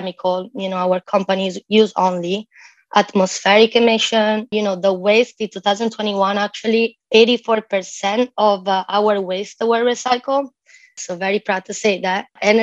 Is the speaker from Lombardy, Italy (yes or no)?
no; near Venice, Veneto, Italy; moved away as an adult; now in Miami, United States; born and raised near Venice